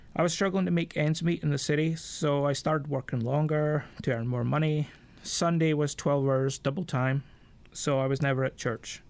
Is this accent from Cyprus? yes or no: no; Scotland, United Kingdom; I'm Scottish by birth. Um, I'm forty-one years old, and I mean, come from a fishing village